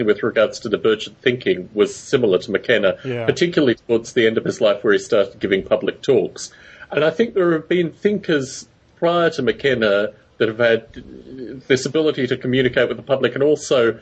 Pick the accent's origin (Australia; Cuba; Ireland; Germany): Australia; moved away; also born or lived in United Kingdom; growing up in Australia